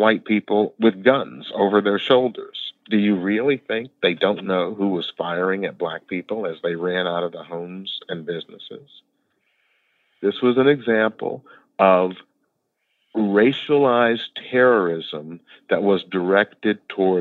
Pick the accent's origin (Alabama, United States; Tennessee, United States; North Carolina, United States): Tennessee, United States; Memphis; moved away as an adult; now in Seattle, United States; born and raised in Memphis, Tennessee, in the middle of the Civil Rights Movement